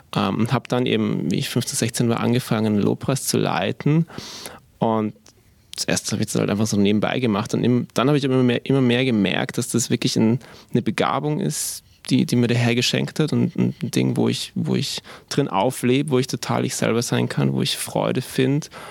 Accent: Vienna, Austria; moved away as an adult; now in Augsburg, Germany; wir sind eigentlich aus Wien beide, meine Frau und ich. Wir sind in Wien geboren und aufgewachsen

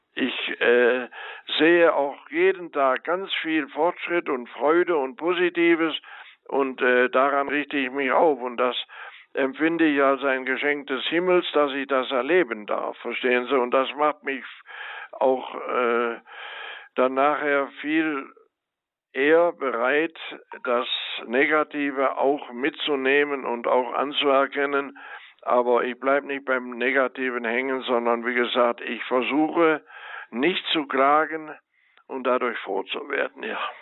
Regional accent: Rhineland, Germany; ich bin geborener Rheinländer

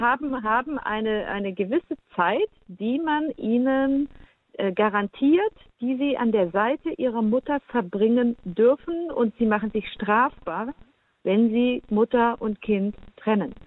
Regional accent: Germany; bei uns in Deutschland

